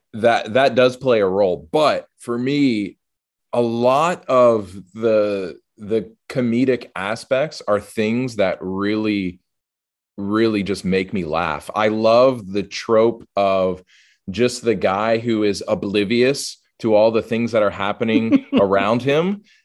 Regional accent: the South, United States; growing up in the South and living in the South

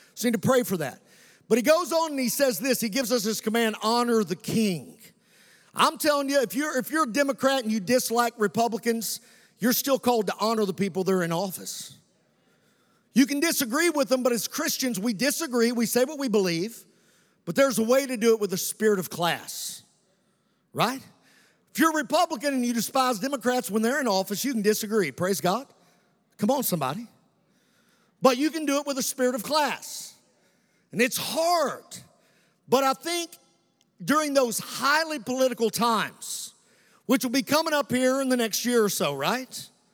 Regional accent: United States; we sweat red, white, and blue

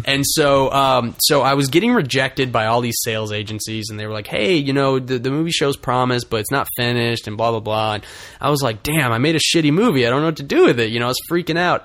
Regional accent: Russellville, Arkansas, United States; moved away as an adult; now in Los Angeles, United States; my hometown of Russellville, Arkansas

